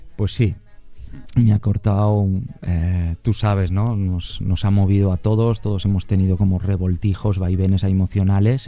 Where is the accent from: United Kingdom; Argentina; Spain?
Spain; Barcelona, Catalonia; he nacido en, Barcelona